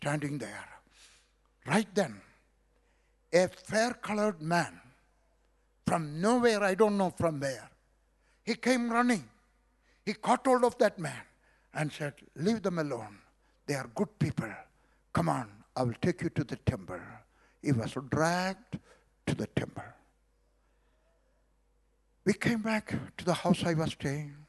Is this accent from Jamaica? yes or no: no; South India, India; also born or lived in Kerala / Punjab / Kashmir; now in Delhi, India; I was born in South India